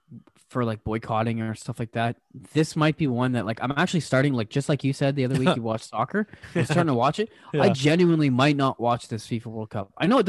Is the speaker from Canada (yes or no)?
yes; Canada